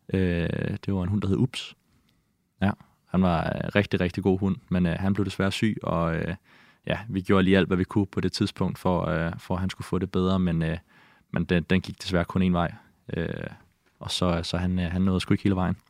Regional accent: Amager, Capital Region of Denmark, Denmark; also born or lived in Greenland; Jeg voksede op på Amager, øh, og jeg har boet øh, fem år i Grønland, øh, da jeg var yngre, mellem jeg var 8 og 13

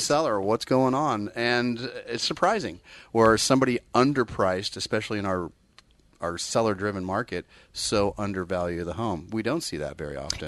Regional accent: Bay Area, California, United States; born and bred in the Bay Area

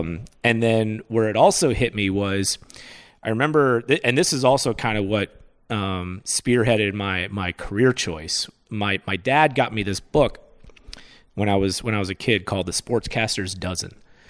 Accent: Florida, United States; moved away; I grew up in Florida where people didn't care about, I don't want to say didn't care, but college basketball was not a thing. It was a football state.

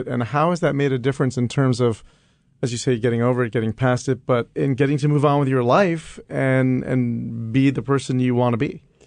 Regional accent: New York, United States; as a kid growing up in New York

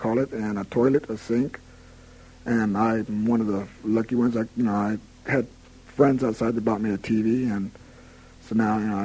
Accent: Sacramento, California, United States; now in San Quentin, United States; Sacramento wasn't such a bad place to be raised

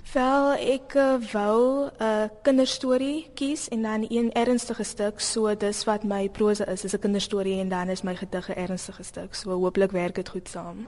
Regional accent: Bellville, Western Cape, South Africa; Ek is van Belwel.

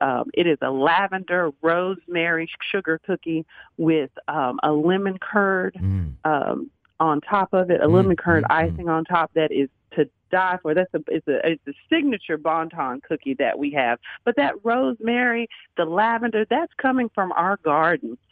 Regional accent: Dallas, Texas, United States; I grew up in South Dallas

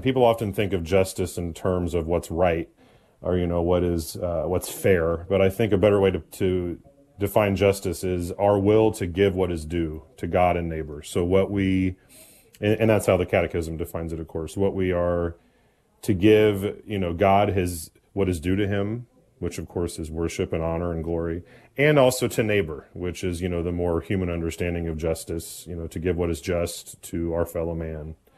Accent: Indianapolis, Indiana, United States; born and raised in Indianapolis, Indiana, which is also where I currently serve

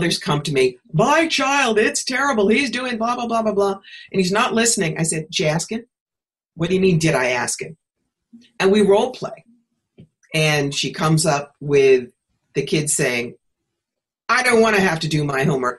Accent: New York, United States; moved away; also born or lived in Atlanta; I was living in Atlanta at the time, and I'm from New York.

